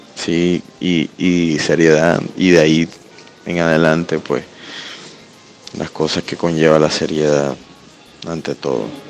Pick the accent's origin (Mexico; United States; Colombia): Colombia; Caribbean Region; soy artista visual del Caribe